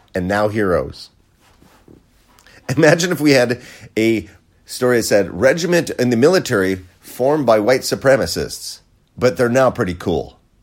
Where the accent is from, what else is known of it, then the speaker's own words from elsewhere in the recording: United States; we Americans